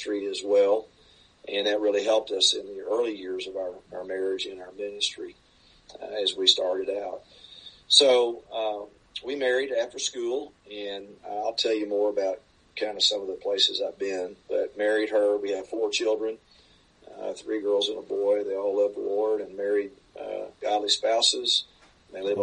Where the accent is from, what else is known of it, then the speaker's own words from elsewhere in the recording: Dallas-Fort Worth area, Texas, United States; moved away as an adult; also born or lived in Clearwater, Florida; now in Cape Girardeau, United States; I grew up in Texas in the Dallas-Fort Worth area. I lived there 24 of my first 26 years